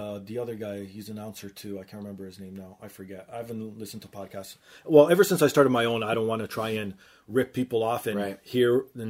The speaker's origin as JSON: {"language": "English", "town": "Toronto", "region": "Ontario", "country": "Canada", "said": "because we're from Toronto"}